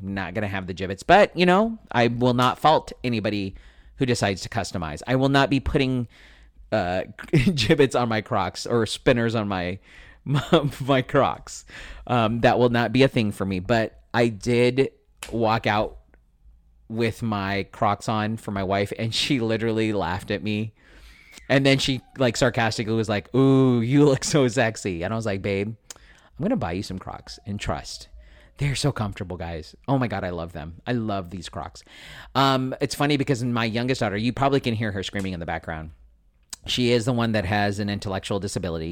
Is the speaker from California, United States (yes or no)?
yes; San Diego, California, United States; I grew up in San Diego